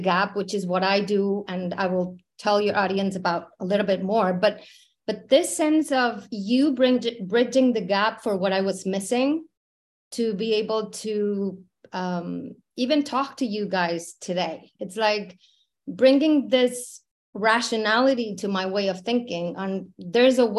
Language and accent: English; Mexico City, Mexico; moved away as an adult; I was born in Mexico City, born and raised in Mexico.